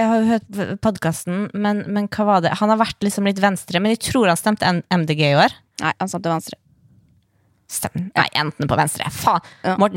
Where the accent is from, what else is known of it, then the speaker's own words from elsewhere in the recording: Sandefjord, Vestfold, Norway; Ja, men jeg er fra Sandefjord. Det er ganske pors der.